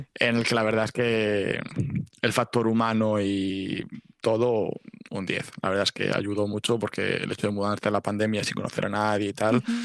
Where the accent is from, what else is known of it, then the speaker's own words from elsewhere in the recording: Valladolid, Castile and León, Spain; moved away as an adult; also born or lived in Salamanca / Alcalá de Henares; now in Valencia, Spain; yo soy de Valladolid.